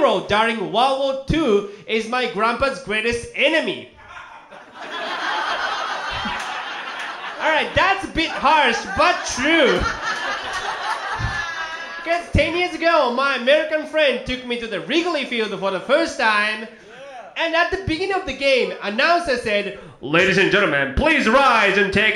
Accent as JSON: {"language": "English", "country": "Japan", "second_language": "English", "moved": "yes", "lives_now": "United States", "said": "I came all the way from Japan"}